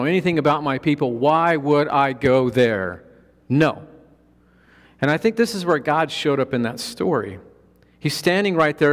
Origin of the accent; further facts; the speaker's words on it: Colorado, United States; I'm from Colorado. We have 14,000-foot mountains there